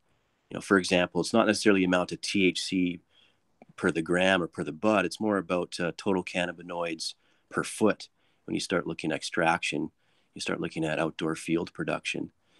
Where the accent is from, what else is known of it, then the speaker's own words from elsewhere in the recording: Alberta, Canada; And from that time, I was from Alberta, and it just blew my mind that it was so open and accepted there.